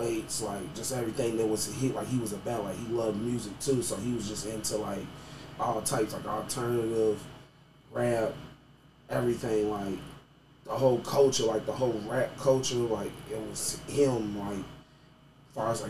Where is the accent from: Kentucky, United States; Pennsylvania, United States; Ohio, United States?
Kentucky, United States; Louisville; Born and raised. I grew up in Gonquin Park area